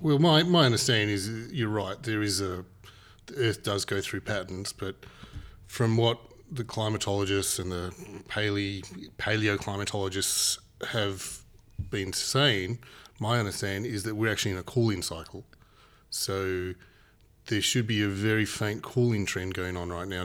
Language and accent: English; Papua New Guinea; now in Australia; I, not from Australia originally. I was born and, and raised in Papua New Guinea.